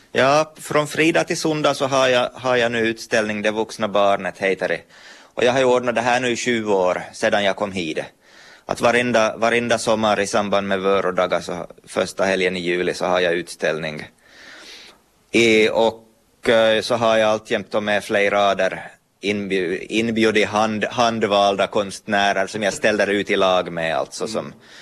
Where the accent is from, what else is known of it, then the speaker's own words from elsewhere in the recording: Pedersöre, Ostrobothnia, Finland; moved away as an adult; also born or lived in Turku; now in Vörå, Finland; jag är från, från Pedersöre, Pormoheima. och jag, hörs väl på språket